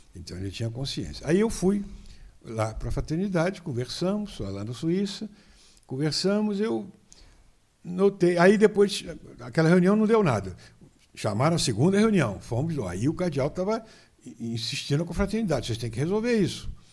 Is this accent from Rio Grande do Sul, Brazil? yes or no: no; São Fidélis, Rio de Janeiro, Brazil; De São Fidélis, ali pertinho de Campos, a 48 quilômetros de Campos